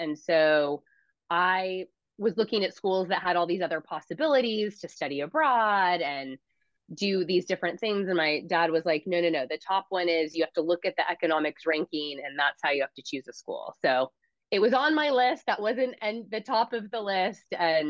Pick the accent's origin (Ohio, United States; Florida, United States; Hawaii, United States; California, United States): California, United States; Huntington Beach; also born or lived in San Francisco; In Huntington Beach, California.